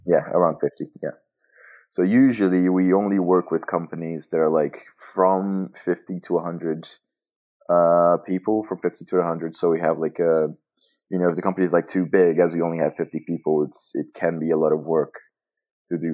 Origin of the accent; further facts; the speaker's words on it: Montes Claros, Minas Gerais, Brazil; English is a second language; I am from Montes Claros, and that's where I am right now.